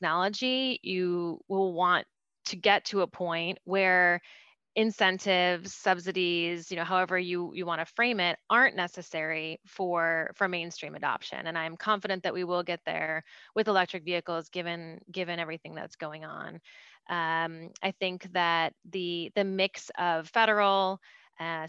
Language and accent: English; Detroit, Michigan, United States; I grew up in the Detroit area